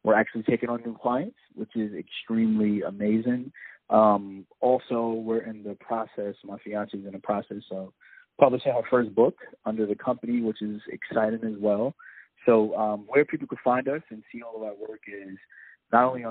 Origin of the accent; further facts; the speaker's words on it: New York, United States; born and raised in New York.